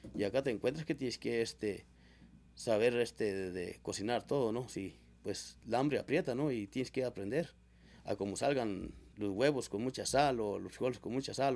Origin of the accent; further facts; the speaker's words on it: Mesa de Rayos, Zacatecas, Mexico; yo soy originario de Mesa de Rayos. Y pues allí este, nací en ese ranchito